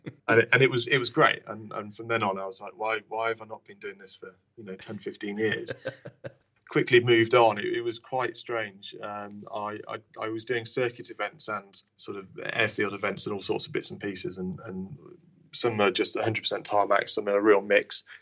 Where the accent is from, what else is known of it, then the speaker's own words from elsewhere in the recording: Lincolnshire, East Midlands, United Kingdom; we're from Lincolnshire